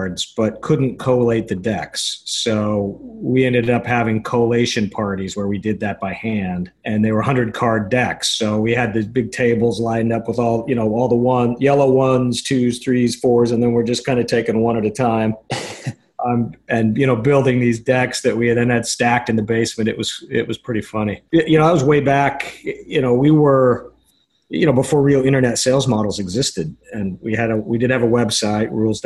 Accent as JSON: {"language": "English", "town": "Salt Lake City", "region": "Utah", "country": "United States", "tie": "born or raised there", "said": "I grew up in Salt Lake, out in Utah."}